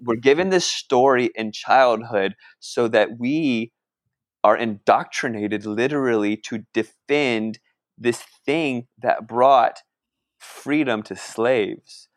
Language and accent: English; Northern Virginia, United States; moved away; also born or lived in California; I grew up in Northern Virginia, right on the Mason-Dixon line